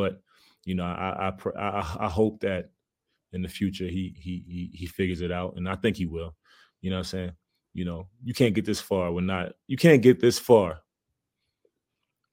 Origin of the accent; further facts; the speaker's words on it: Baltimore, Maryland, United States; moved away as an adult; also born or lived in Memphis, Tennessee; we come from a city, we come from Baltimore